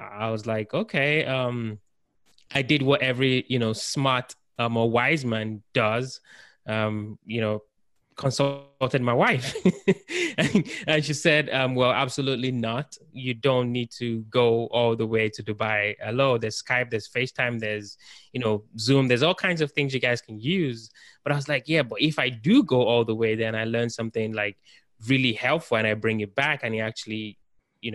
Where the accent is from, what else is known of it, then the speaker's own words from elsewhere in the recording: United Kingdom; moved away as an adult; now in United States; I'm actually from the United Kingdom. So I've been in the United States for about 4 or 5 years